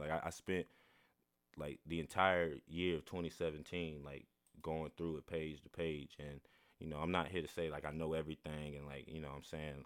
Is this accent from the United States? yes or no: yes; the Bible Belt, the South, United States; I'm from the Bible Belt, born and raised.